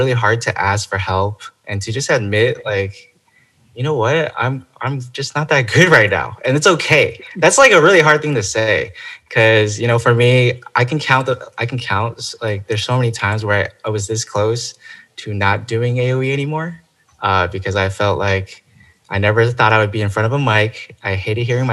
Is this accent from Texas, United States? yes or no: no; Chino Hills, California, United States; moved away as an adult; now in Los Angeles, United States; I originally am from, you know, it's called the Inland Empire. It's Chino Hills.